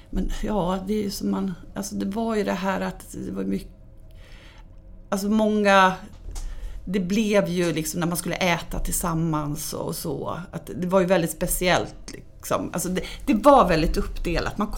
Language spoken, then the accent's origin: Swedish; Stockholm, Stockholm County, Sweden; now in Dalarna, Sweden; Ja, många blev nog jätteförvånade eftersom jag är väldigt mycket stockholmare